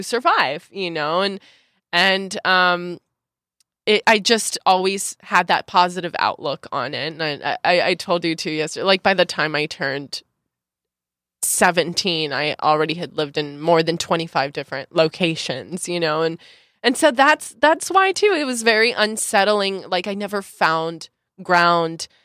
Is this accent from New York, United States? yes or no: no; Santa Clarita, California, United States; moved away as an adult; also born or lived in Los Angeles / Mexico City / Puerto Vallarta / Tulum; I was born in Los Angeles, in the Women's Hospital of Los Angeles, um, and grew up in Santa Clarita Valley